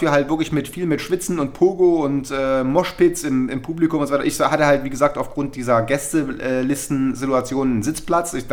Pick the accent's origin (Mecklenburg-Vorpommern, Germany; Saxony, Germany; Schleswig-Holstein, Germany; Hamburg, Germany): Saxony, Germany; Chemnitz; Und wenn dann wirklich in Berlin 8000 Leute, … singen, das finde ich schon ganz geil.